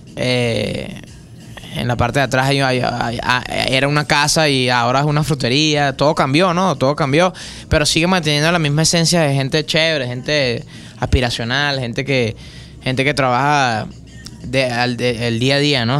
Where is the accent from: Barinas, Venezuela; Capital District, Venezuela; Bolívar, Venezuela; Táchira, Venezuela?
Capital District, Venezuela; Caracas; me crié en el Valle, me crié